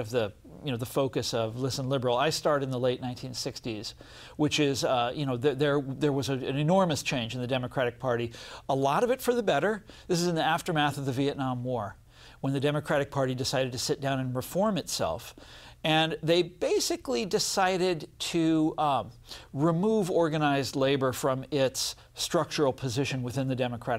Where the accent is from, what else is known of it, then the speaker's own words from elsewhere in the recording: Kansas City, United States; I'm from Kansas City